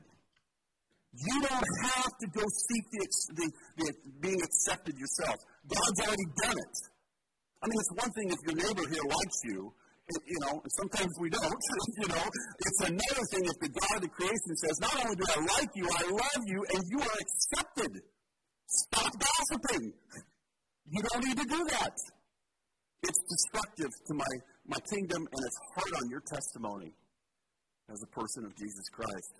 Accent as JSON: {"language": "English", "town": "Portland", "region": "Oregon", "country": "United States", "tie": "born or raised there", "said": "Born and raised in Portland"}